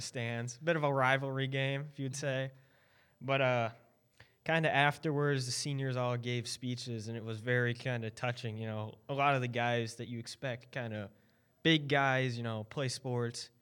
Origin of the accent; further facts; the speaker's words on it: Indiana, United States; also born or lived in Maryland; I started skating after I moved to Indiana from Maryland